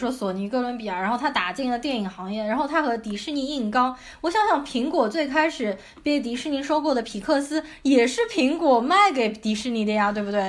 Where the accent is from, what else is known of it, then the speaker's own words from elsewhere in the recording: China; 然后作为华人。呃，中国人啊来说，这部片子呢，我们感觉好像